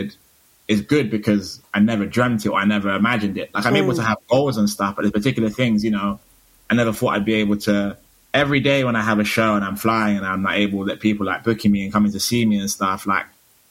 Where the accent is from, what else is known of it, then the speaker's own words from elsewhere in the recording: Bristol, South West England, United Kingdom; moved away; also born or lived in London / Stockholm; I grew up in Bristol